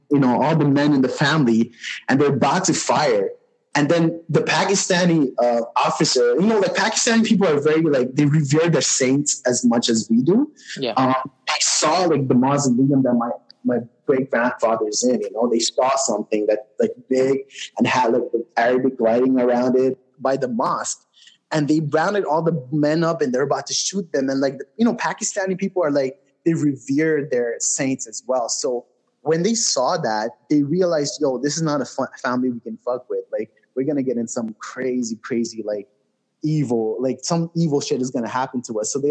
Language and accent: English; Noakhali, Chittagong Division, Bangladesh; But when I was in Bangladesh and I went to our village, I'm from Noakhali. My parents are from Noakhali.